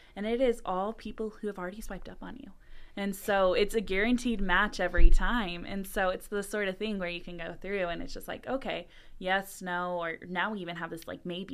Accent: the South, United States; I'm from the South.

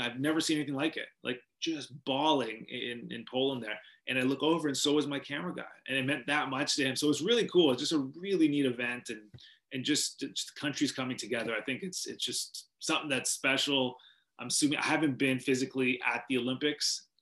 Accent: Vancouver, British Columbia, Canada; moved away; I grew up in Vancouver, British Columbia

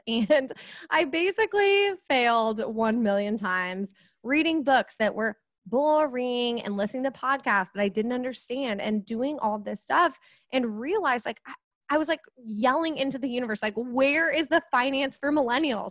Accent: Kansas City, United States; I am from Kansas City, right in the Midwest

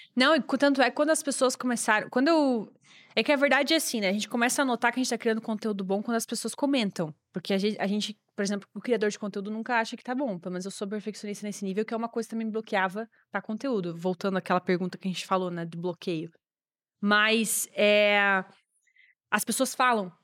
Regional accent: Joinville, Santa Catarina, Brazil; moved away; Eu sou de Joinville, que era uma cidade lá em Santa Catarina, é a maior de estado, na verdade. E eu uh, morava lá

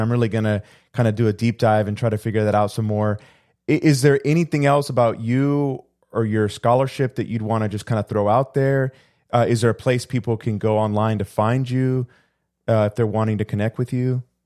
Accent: Houston, Texas, United States; also born or lived in Puerto Rico; I came to the United States when I was two, but we moved to Houston

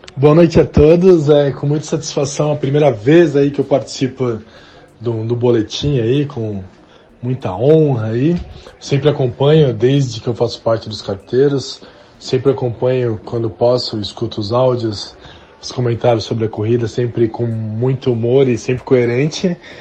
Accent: Brazil

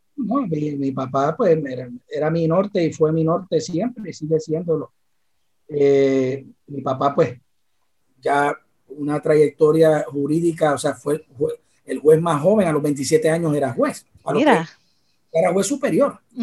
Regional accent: Arecibo, Puerto Rico; also born or lived in San Juan metro area, Puerto Rico; a los cuatro años nos tuvimos que mudar a Arecibo, a la villa del capitán Correa, y ahí me crié

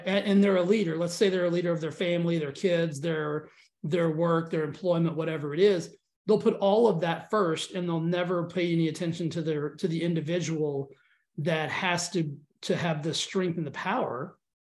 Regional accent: Texas, United States; I'm from Texas.

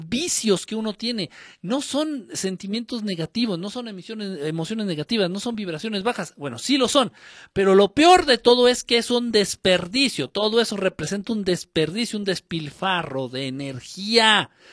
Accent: Guerrero, Mexico; Yo no soy chilango, ¿eh? yo soy de guerrero

